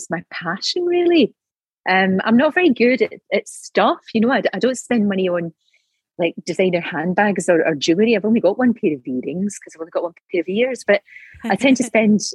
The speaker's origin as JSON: {"language": "English", "town": "Glasgow", "region": "Scotland", "country": "United Kingdom", "tie": "born or raised there", "accent": "Glasgow", "moved": "yes", "said": "I was brought up in the East End of Glasgow"}